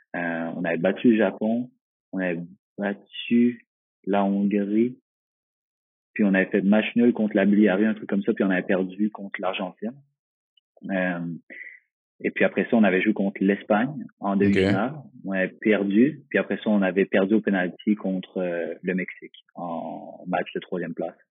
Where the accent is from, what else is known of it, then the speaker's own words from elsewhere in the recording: Magog, Quebec, Canada; je viens de Magog, au Québec, Canada